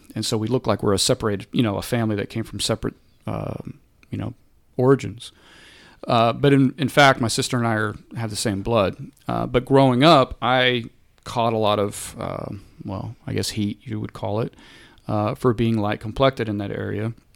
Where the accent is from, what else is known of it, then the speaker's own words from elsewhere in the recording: Corpus Christi, Texas, United States; now in Dallas, United States; I grew up in Corpus Christi